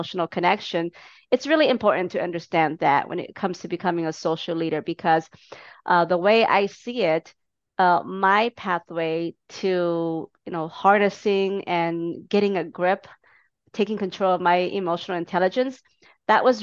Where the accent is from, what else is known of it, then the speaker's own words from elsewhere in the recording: Minneapolis, Minnesota, United States; my hometown, Minneapolis